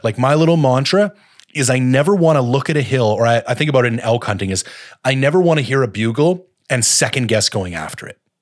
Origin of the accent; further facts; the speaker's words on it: Canada; as a Canadian